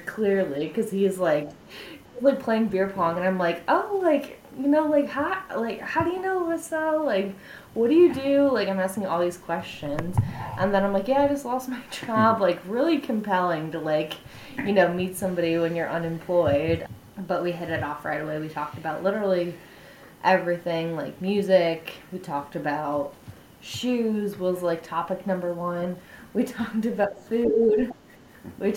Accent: Cleveland, Ohio, United States; moved away as an adult; also born or lived in New York; now in Columbus, United States; born and raised in Cleveland

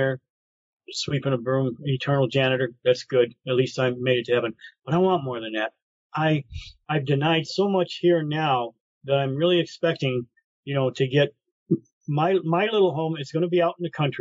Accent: Detroit, Michigan, United States; I grew up in Brightmore. I grew up in the wood

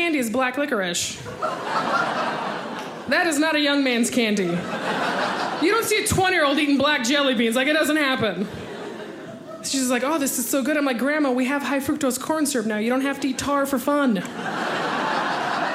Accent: Tucson, Arizona, United States; I grew up in Arizona. I'm from Tucson, Arizona

